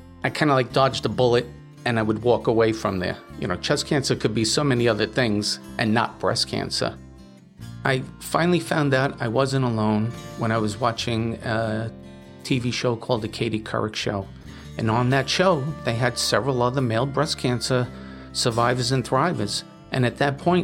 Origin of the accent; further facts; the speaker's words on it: New York City, New York, United States; now in Cuddybackville, United States; I'm born and bred in the Bronx, New York, and I currently reside in Orange County, New York, in a hamlet called Cuddybackville.